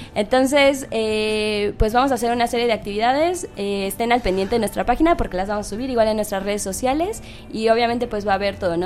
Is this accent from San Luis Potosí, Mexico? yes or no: no; Mexico City, Mexico; nosotros en el equipo somos, todos somos de la Ciudad de México